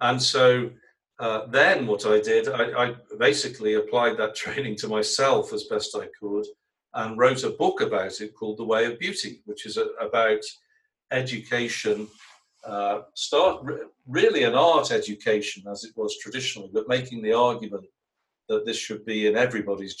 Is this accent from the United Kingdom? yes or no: yes; England, United Kingdom; I was brought up in England